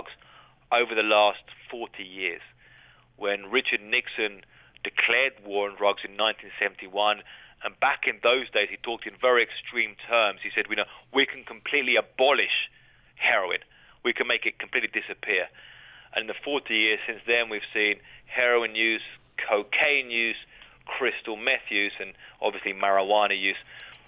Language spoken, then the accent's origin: English; Brighton, South East England, United Kingdom; moved away as an adult; now in Mexico; growing up in Brighton.